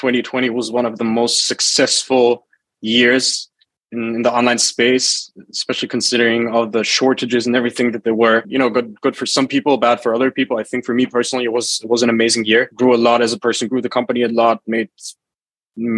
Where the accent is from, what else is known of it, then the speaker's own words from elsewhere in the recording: Germany; moved away as an adult; also born or lived in United Arab Emirates; now in Bali, Indonesia; born and raised in Germany, 24 years old, and emigrated to the UAE, currently living in Bali